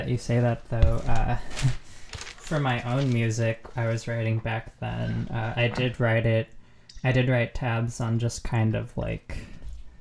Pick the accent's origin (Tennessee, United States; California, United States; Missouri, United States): California, United States; Southern; moved away; I grew up in Southern California. I'm actually back there right now since it's for the holidays.